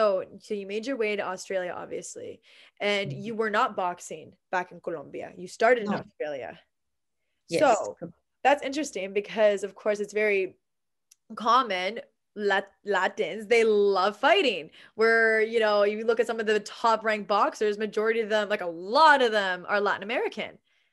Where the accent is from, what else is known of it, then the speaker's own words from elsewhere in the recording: Canada; I knew it was easier being a Canadian to do that.